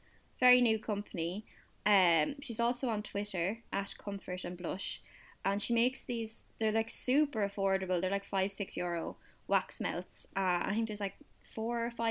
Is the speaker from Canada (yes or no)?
no; Kildare, Leinster, Ireland; I'm from Kildare. I'm landlocked